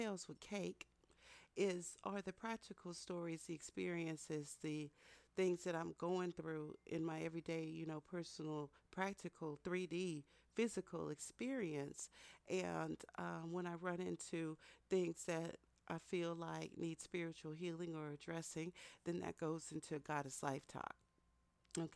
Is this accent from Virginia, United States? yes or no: no; Texas, United States; also born or lived in Philadelphia; that's how I grew up in Texas